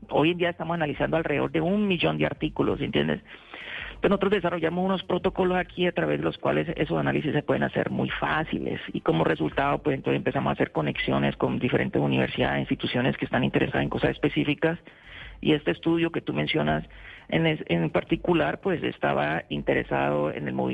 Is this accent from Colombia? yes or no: yes; Colombia; now in United States; Colombia tiene mucho que ofrecer y yo te puedo decir que yo no, yo salí de Colombia gracias a lo que Colombia me dio. ¿Ves? O sea, yo ya cuando estaba en Colombia yo tenía siete publicaciones científicas